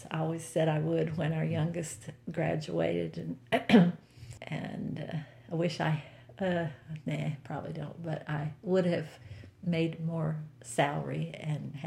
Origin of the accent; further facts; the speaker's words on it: United States; moved away as an adult; also born or lived in Glen Allen / Ohio; I grew up in Blenheim County